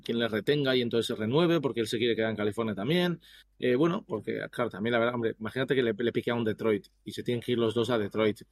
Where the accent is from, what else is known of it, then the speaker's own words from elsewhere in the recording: Bilbao, Basque Country, Spain; now in United States; soy de Bilbao